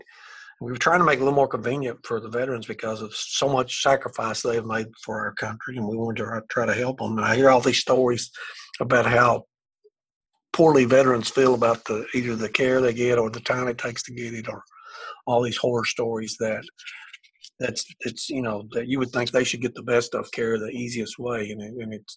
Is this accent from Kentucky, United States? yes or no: yes; Eastern Kentucky, United States; this is my hometown. I grew up here.